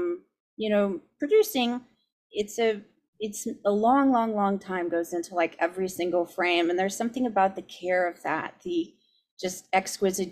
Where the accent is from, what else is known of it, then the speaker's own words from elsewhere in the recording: San Diego, California, United States; moved away; also born or lived in Cambridge / Los Angeles; I'm from San Diego originally